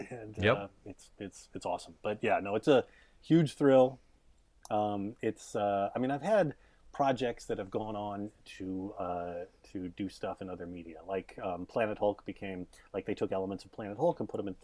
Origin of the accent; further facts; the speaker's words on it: United States; I'm Korean American